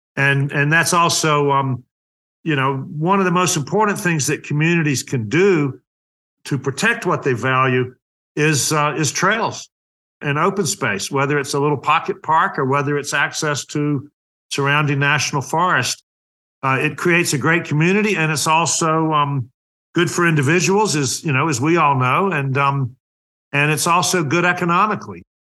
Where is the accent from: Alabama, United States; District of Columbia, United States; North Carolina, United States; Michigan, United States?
North Carolina, United States; moved away; I was raised in North Carolina in a mill town outside of Charlotte